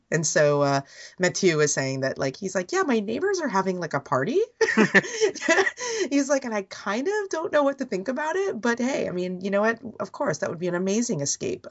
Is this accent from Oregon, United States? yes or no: no; Bay Area, California, United States; I've lived my life, most of my life, obviously, being an American and being Asian, Asian American, even in the Bay Area, feeling like you didn't blend